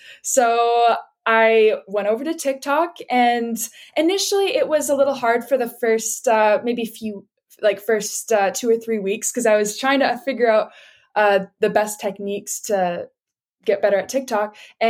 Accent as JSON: {"language": "English", "town": "Vancouver", "region": "British Columbia", "country": "Canada", "tie": "born or raised there", "said": "I was born and raised in Vancouver, BC in Canada. So lived here my whole life and absolutely love it."}